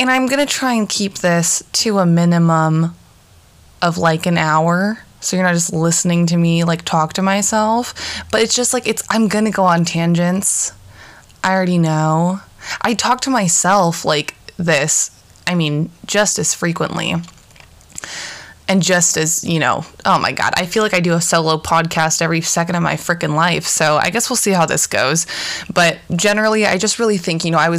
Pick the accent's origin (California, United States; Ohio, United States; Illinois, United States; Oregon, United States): Oregon, United States; Portland; We're from Portland, Oregon